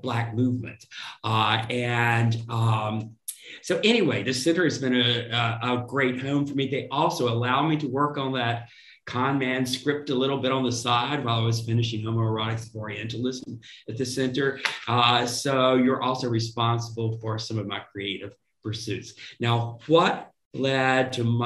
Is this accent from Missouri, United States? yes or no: no; Rocky Mount, Virginia, United States; that's where I was born, spent the first 7 years of my life before we moved to States